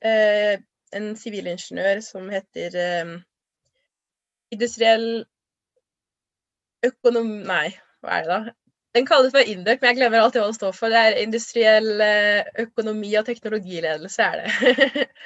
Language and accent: Norwegian; Trondheim, Trøndelag, Norway; also born or lived in Lørenskog; jeg ble født i Trondheim og bodde her fram til jeg skulle begynne på skolen. Eh, og så flytta vi til Lørenskog utenfor Oslo, hele familien, og bodde der i egentlig bare tre år.